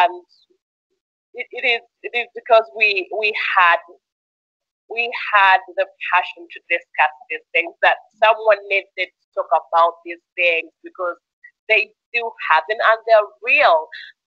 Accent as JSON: {"language": "English", "town": "Jinja", "region": "Eastern Region", "country": "Uganda", "tie": "born or raised there", "said": "I grew up in Jinja, and it's a city that is full of white people"}